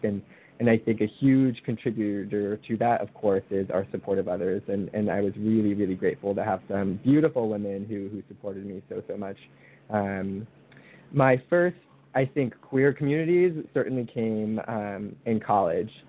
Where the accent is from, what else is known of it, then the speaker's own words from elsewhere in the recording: Northern California, United States; also born or lived in Santa Barbara, California; I am from California, born and raised